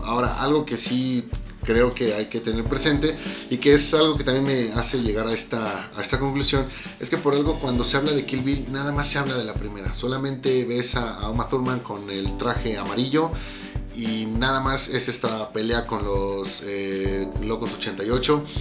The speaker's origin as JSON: {"language": "Spanish", "country": "Mexico", "said": "como mexicano"}